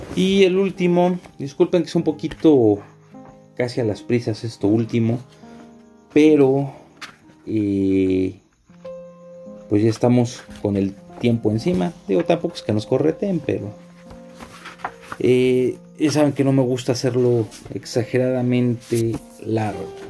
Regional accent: Mexico; also born or lived in Paraguay; sabía que era mexicano

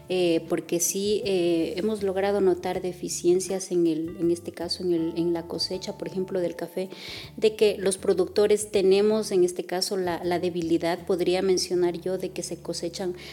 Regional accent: Olmedo, Ecuador; la materia prima yo lo traigo de, de mi, de mi cantón, de donde yo soy

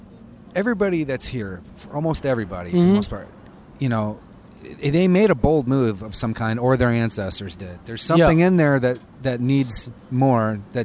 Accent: Seattle, Washington, United States; now in Los Angeles, United States; I'm from Seattle

